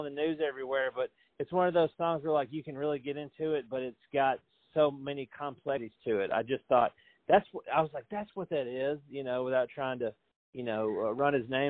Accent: Franklin, Tennessee, United States; I was born and raised in Franklin back when the only thing you had to do was hang out on the square.

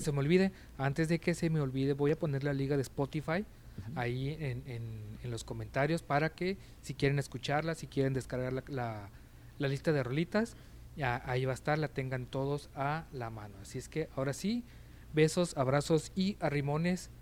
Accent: Baja California, Mexico; acá los que somos de Baja California

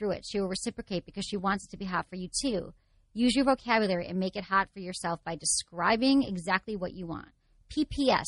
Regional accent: Michigan, United States; I'm from Michigan

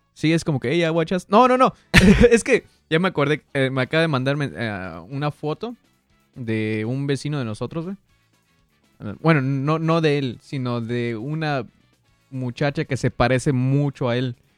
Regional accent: Mexico; also born or lived in United States; nací en Estados Unidos, me crié en México, trabajo en uno y vivo en otro país

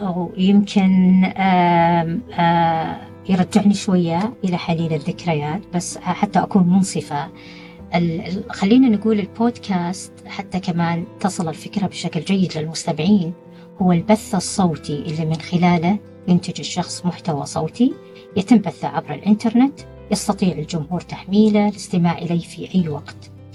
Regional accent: Saudi Arabia; إحنا كسعوديين

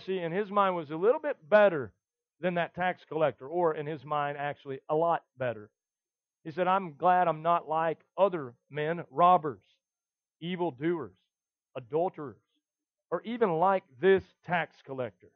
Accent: the South, United States; us guys in the South

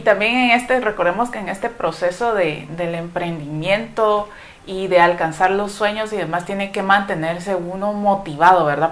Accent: Guatemala; como guatemaltecos nos recordemos que, cuáles son nuestras raíces

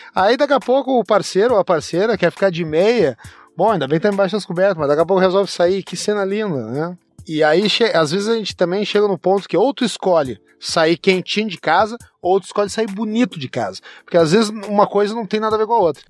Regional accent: Rio Grande do Sul, Brazil; Nós no Rio Grande do Sul, a gente toma o chimarrão

